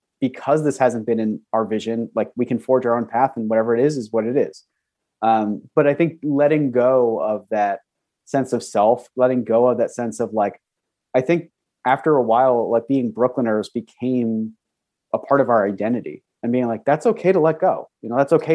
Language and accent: English; New Jersey, United States; moved away; also born or lived in Pennsylvania / New York City; I was born and raised in New Jersey and then ended up moving to Pennsylvania